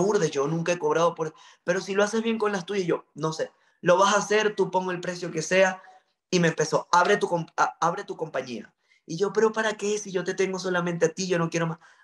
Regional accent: Maracaibo, Zulia, Venezuela; yo soy de Venezuela, nací en Maracaibo, estado Zulia

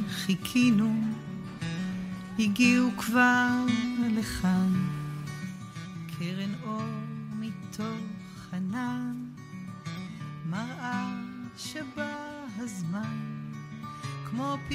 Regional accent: Tel Aviv, Tel Aviv District, Israel; also born or lived in Jaffa; כן, אני תל אביבית מאז ומעולם. אה, את אה, שנות הילדות שלי העברתי, אם אפשר לקרוא לזה, כן, העברתי במקום שקוראים לו רמת החייל, mm-hmm.

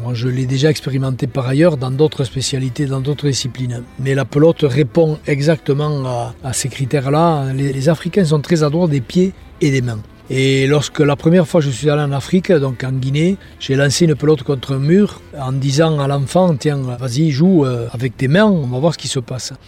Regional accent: Mauléon-Licharre, Nouvelle-Aquitaine, France; je suis natif de Moléon

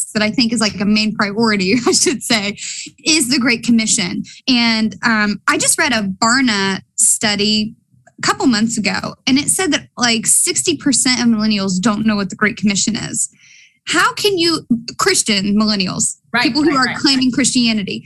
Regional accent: Appalachia, United States; accent: Appalachian; I'm speaking Appalachian on you

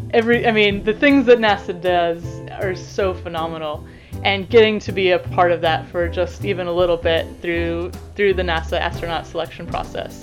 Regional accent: United States; now in Canterbury, New Zealand; I am an American-born New Zealand scientist.

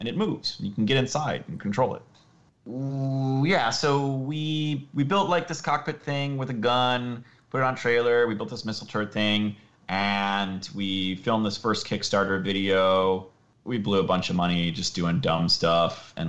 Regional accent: Minnesota, United States; I grew up in Minnesota

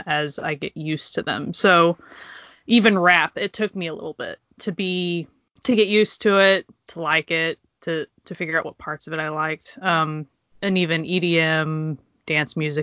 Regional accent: Oklahoma, United States; I grew up in Oklahoma

